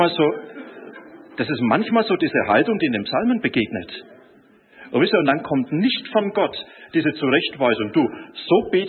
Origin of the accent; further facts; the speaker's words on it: Bavaria, Germany; Er ist Bäcker, ich bin auch gelernter Bäcker, und er ist Franke, ich bin auch Franke.